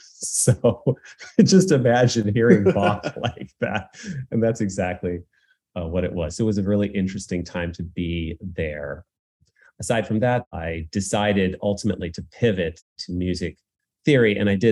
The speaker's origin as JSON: {"language": "English", "region": "Northern Illinois", "country": "United States", "tie": "born or raised there", "said": "I grew up in Northern Illinois."}